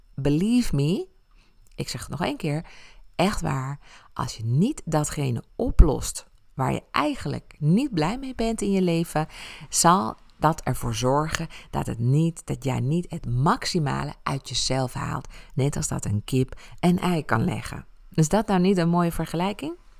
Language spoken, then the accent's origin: Dutch; Ibiza, Balearic Islands, Spain; moved away; mijn jeugd op Ibiza